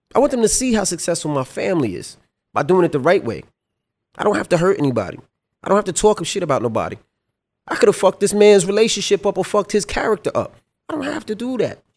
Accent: New York City, New York, United States; me growing up in Queens, I didn't see nobody around me that went to college

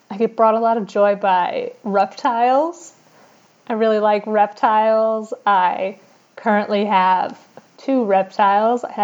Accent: St. Louis, Missouri, United States; moved away as an adult; now in Chicago, United States; I am from St. Louis initially, but have been living in Chicago for the past five years now.

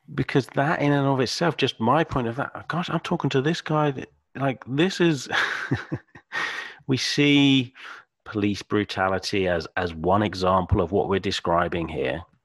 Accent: Suffolk, East of England, United Kingdom; accent: British Suffolk; my British Suffolk accent.

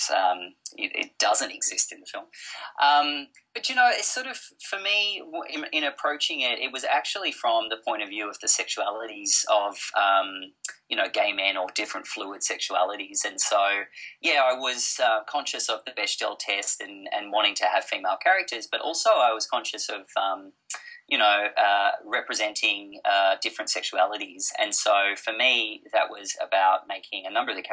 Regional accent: Blue Mountains, outside Sydney, New South Wales, Australia; now in Melbourne, Australia; I grew up in the Blue Mountains outside of Sydney

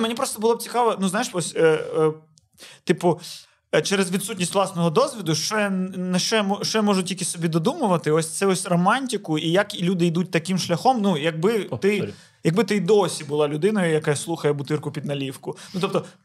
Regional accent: Odesa, Odesa Oblast, Ukraine; moved away

